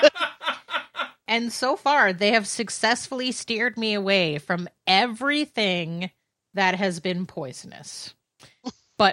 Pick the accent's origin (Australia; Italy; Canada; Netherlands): Canada; being a Canadian